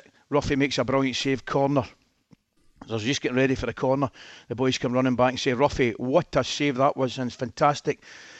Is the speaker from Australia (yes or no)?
no; Scotland, United Kingdom